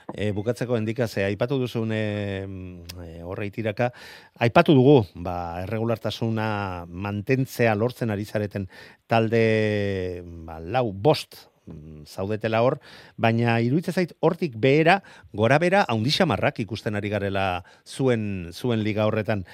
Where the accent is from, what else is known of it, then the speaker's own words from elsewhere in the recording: Errenteria, Basque Country, Spain; nire herriko izango da, e, ibaika mm. kantolatzen duen errenderiako e, bandera